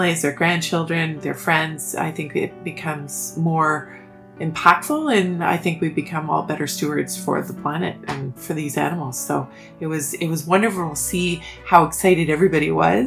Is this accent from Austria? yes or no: no; Ottawa, Ontario, Canada; I grew up in Ottawa, and I've lived and stayed in Ottawa my entire career